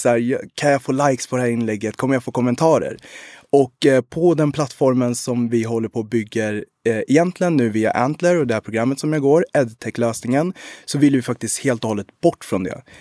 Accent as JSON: {"language": "Swedish", "country": "Sweden", "tie": "born or raised there", "also_born_or_lived": "Rwanda / Uganda", "said": "min mor kom till Sverige i maj 91 och jag föddes den 9 maj. 91."}